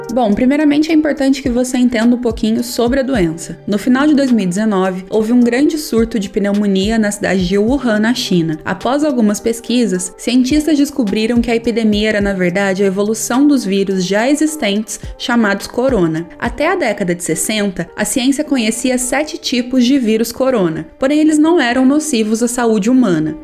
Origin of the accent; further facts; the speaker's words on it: Aparecida, São Paulo, Brazil; eu nasci e me criei aqui em Aparecida